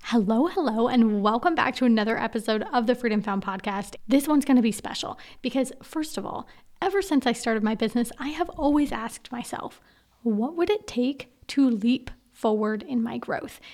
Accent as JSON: {"language": "English", "town": "Portland", "region": "Oregon", "country": "United States", "also_born_or_lived": "Romania / Singapore / Australia / Myanmar", "moved": "as an adult", "said": "originally, I'm actually from Portland, Oregon"}